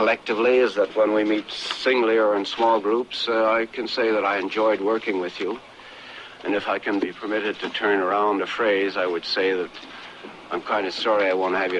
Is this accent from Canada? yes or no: yes; Quebec, Canada; Born and raised in Quebec